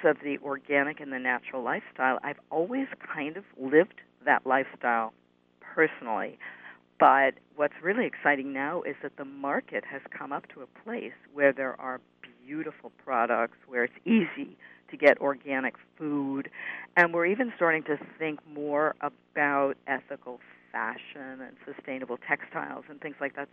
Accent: New York, United States; It's my hometown

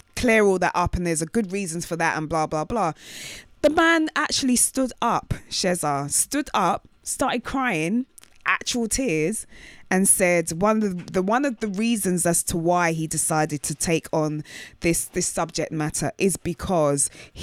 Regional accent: United Kingdom

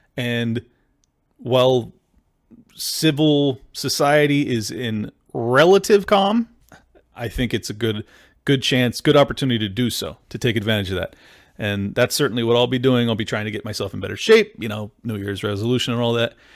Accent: San Diego, California, United States; I grew up in San Diego.

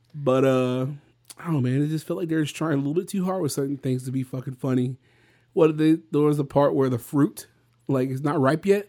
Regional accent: Victoria, Texas, United States; this my hometown

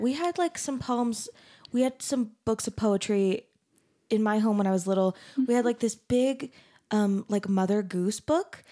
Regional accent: Arizona, United States; I'm from Arizona

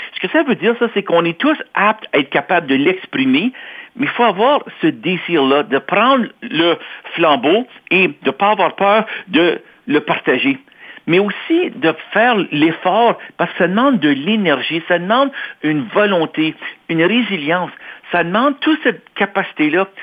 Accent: Toronto, Ontario, Canada; also born or lived in Quebec; je suis né à Toronto. J'ai grandi en Ontario, je suis franco-ontarien.

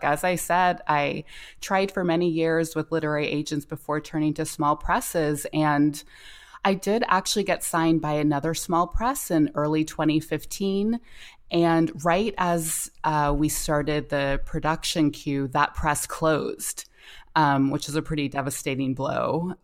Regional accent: North Carolina, United States; I grew up in North Carolina

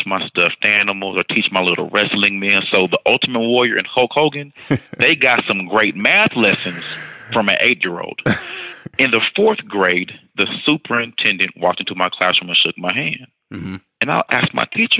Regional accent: Houston, Texas, United States; also born or lived in Austin, Texas / El Paso, Texas; I moved over to Houston ISD, went back home to my hometown

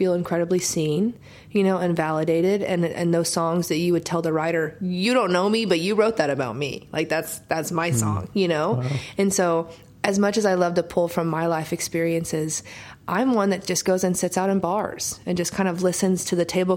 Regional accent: Oklahoma, United States; now in Nashville, United States; growing up in Oklahoma and writing by myself all the time

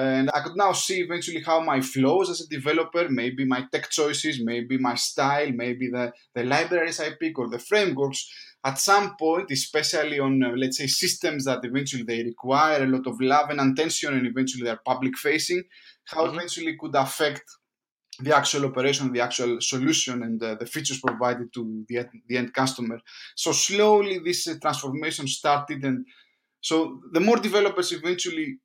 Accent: Greece; moved away as an adult; now in London, United Kingdom; I'm from Greece. I've been working here in London for the past 4 years, almost five.

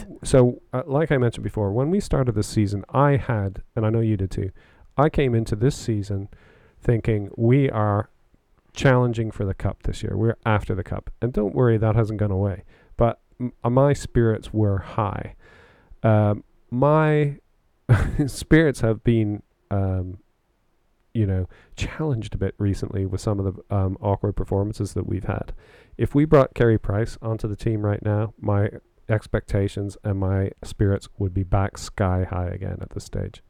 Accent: Canada; also born or lived in Oxfordshire, United Kingdom; now in United Kingdom; being Canadian, one of the things I miss the most about Canada is Tim Hortons

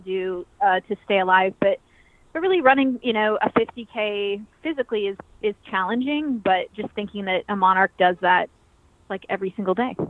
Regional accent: Eastern Washington, United States; I grew up in Eastern Washington, and I grew up really off the grid

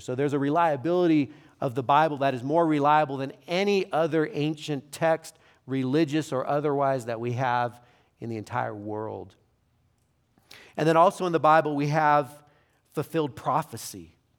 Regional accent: Fresno, California, United States; moved away; also born or lived in Los Angeles; I'm from Fresno, so I know when I lived in L A, I heard a lot of Fresno jokes

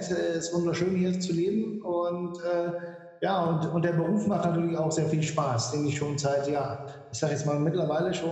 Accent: Mülheim an der Ruhr, North Rhine-Westphalia, Germany; now in Malta; Also ich komme aus Mülheim an der Ruhr, bin mittlerweile schon äh, 31 Jahre hier auf Malta, weil ich ja hier eingeheiratet äh, habe sozusagen

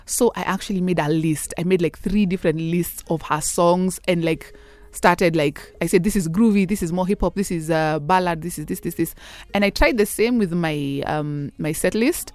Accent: Kenya; I'm a Kenyan singer songwriter

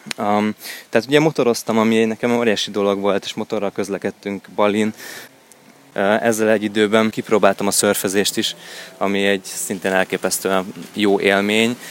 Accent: Hungary; európaiként, sőt, magyarként

